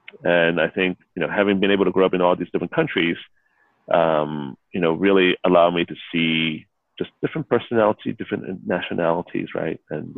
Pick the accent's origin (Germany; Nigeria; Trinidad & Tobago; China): China; now in United States; So, you know, I am very Asian in that I grew up in Asia. I'm mm-hmm. Chinese. Mm-hmm. But, you know, most of my adult life, I've been in the U.S.